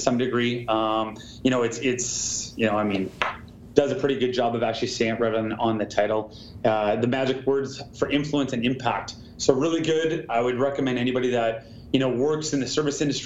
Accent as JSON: {"language": "English", "town": "Vancouver", "region": "British Columbia", "country": "Canada", "tie": "born or raised there", "said": "living in and growing up in Vancouver and in the Great White North in Canada"}